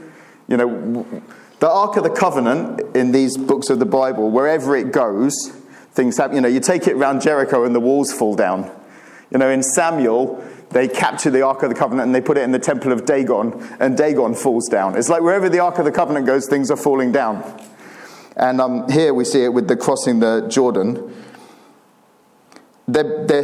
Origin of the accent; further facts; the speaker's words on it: Cyprus; moved away as an adult; also born or lived in Turkey; I grew up in Cyprus, which is a great place to grow up.